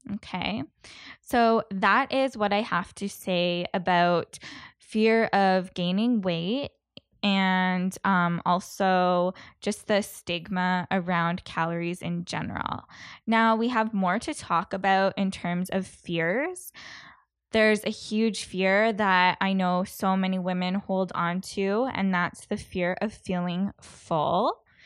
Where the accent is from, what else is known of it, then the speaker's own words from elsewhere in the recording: Canada; being a Canadian